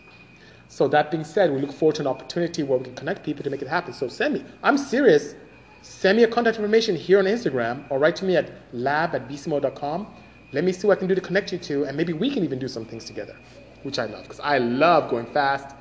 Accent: Nigeria; moved away as an adult; now in United States; I am from Nigeria, West Africa. Came here to go to school. Finished engineering, end up staying

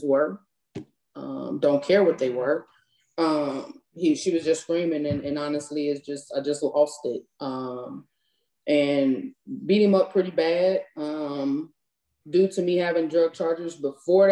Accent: Cleveland, Ohio, United States; moved away as an adult; I'm from Cleveland, Ohio.

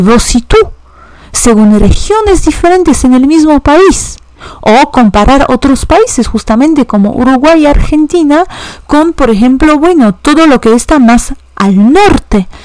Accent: Warsaw, Masovian Voivodeship, Poland; first language Polish; Spanish is a second language; yo soy de Varsovia

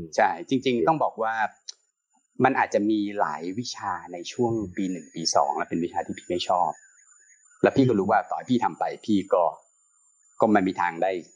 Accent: Trat, Thailand; พี่เป็นคนต่างจังหวัด นะพี่อยู่จังหวัดตราดแล้วก็ที่ตราดสมัยยุคโอ้หลายสิบปีที่แล้วเนี่ย สมัยพี่ยังเด็กๆประถม

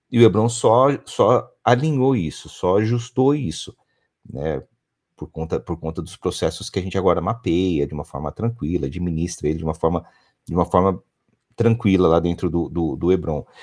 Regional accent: São Paulo, Brazil; Hoje eu tenho um colaborador que está no Paraná, eu sou do interior de São

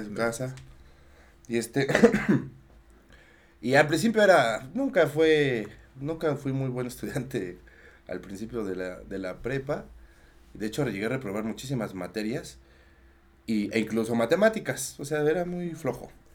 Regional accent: Mexico City, Mexico; yo soy de Tlalpan

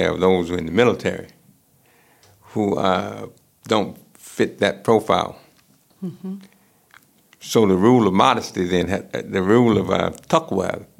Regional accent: United States; I'm American.

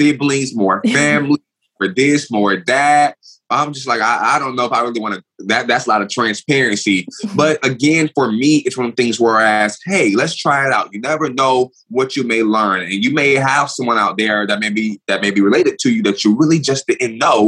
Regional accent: Tallahassee, Florida, United States; now in Houston, United States; I am born and raised in Tallahassee, Florida, but I currently live in Houston, Texas, in the United States

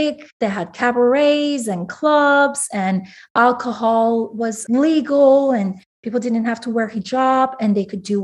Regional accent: Iran; English is a second language; moved away as an adult; also born or lived in Tehran / Miami; now in Houston, United States; I was born and raised in Iran in the 80s, late 80s.

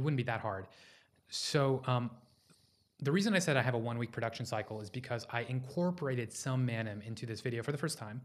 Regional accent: Houston, Texas, United States; I was born in Houston, Texas.

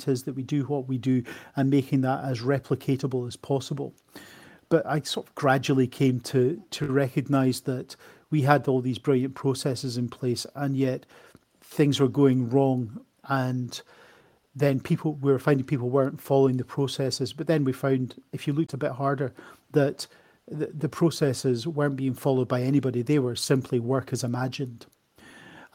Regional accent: Edinburgh, Scotland, United Kingdom; moved away as an adult; also born or lived in Australia; now in Coventry, United Kingdom; I am not from England. You might be able to tell that from my accent. I am originally from Edinburgh. I'm a comprehensively educated Edinburgh man. I went to a school called Craigmount

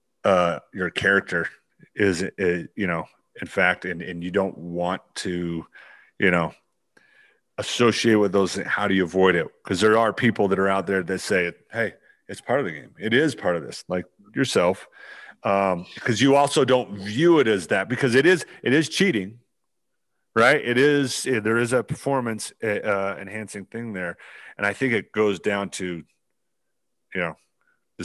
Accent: Utah, United States; I was raised in Utah

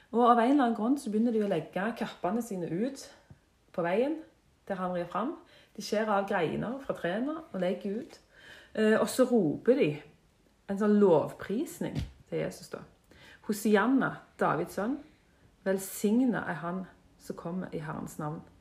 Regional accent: Jørpeland, Rogaland, Norway; Født og oppvokst på Jørpeland

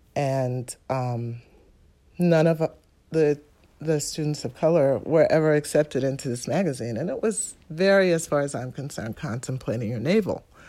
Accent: New York City, New York, United States; I'm from New York City, Manhattan

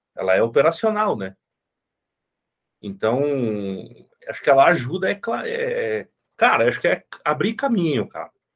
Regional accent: Rio Grande do Sul, Brazil; moved away as an adult; also born or lived in interior of Minas Gerais; now in Minas Gerais, Brazil; eu sou gaúcho e moro no interior de Minas, né? Vim morar para cá por causa da minha esposa

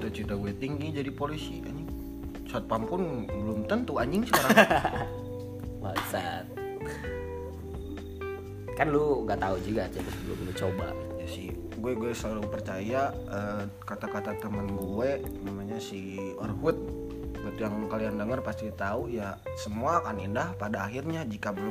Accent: North Sumatra, Indonesia; accent: Batak; Logat batak gue keluarin jangan nih.

